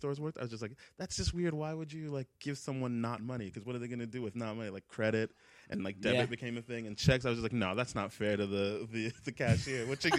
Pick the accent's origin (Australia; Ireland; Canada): Canada; Toronto, Ontario; also born or lived in Hamilton, Ontario; back in the day when I was from East York